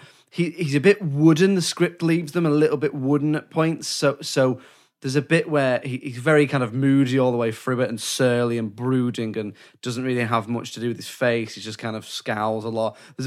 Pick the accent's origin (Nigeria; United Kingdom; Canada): United Kingdom; Oh, I'm British.